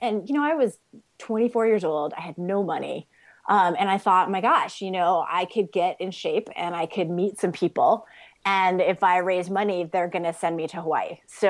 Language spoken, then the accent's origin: English; Hong Kong; I grew up overseas in Hong Kong, so you can imagine the height differential there.